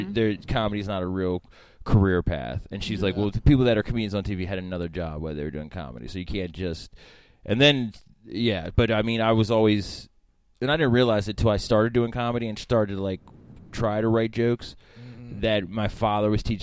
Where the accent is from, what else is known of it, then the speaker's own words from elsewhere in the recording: Frederick, Maryland, United States; also born or lived in Baltimore; I was born in Baltimore, and then we moved to Frederick when I was probably, like, seven.